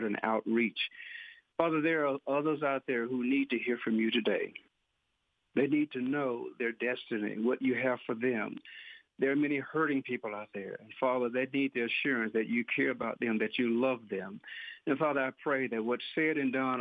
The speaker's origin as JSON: {"language": "English", "town": "Pearl", "region": "Mississippi", "country": "United States", "tie": "born or raised there", "moved": "as an adult", "lives_now": "Indianola, United States", "said": "I was born in Rankin County, Pearl, Mississippi, and I grew up there, raised by a godly family"}